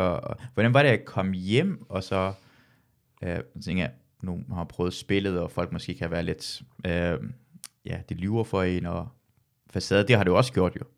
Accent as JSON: {"language": "Danish", "region": "Jutland", "country": "Denmark", "said": "jeg er fra Jylland, så jeg bruger træls ofte."}